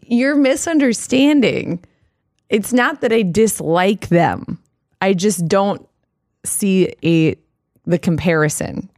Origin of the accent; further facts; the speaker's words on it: Iowa, United States; I grew up in Iowa and there's a lot of cattle farms in Iowa